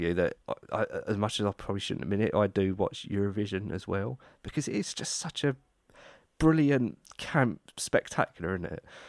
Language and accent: English; United Kingdom; being British